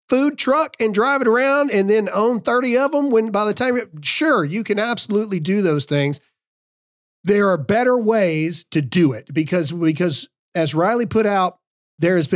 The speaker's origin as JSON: {"language": "English", "region": "South Dakota", "country": "United States", "said": "And I'm from South Dakota."}